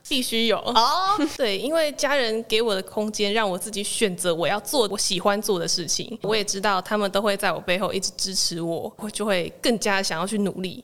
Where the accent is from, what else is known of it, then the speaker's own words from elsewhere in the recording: Kaohsiung, Taiwan; moved away as an adult; also born or lived in Hsinchu; 我是来自高雄，现在在玄奘大学读大众传播学系一年级的